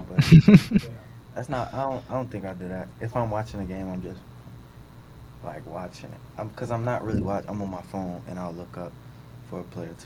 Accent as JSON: {"language": "English", "town": "Chicago", "region": "Illinois", "country": "United States", "moved": "yes", "said": "I'm from Chicago"}